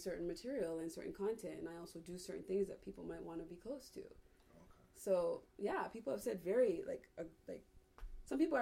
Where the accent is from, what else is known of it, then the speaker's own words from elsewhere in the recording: Toronto, Ontario, Canada; I'm from Toronto